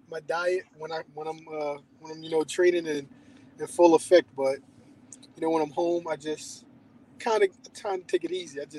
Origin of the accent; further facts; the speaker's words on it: Columbia, Maryland, United States; Right now, I'm in Columbia, Maryland. Um, this is where I pretty much call home, born and raised. So okay. I'm on the East Coast